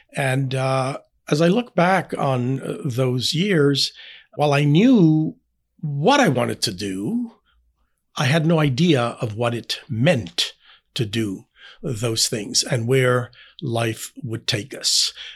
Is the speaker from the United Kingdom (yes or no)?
no; Panama; English is a second language; moved away as an adult; now in Indianapolis, United States; I was born and raised in Panama.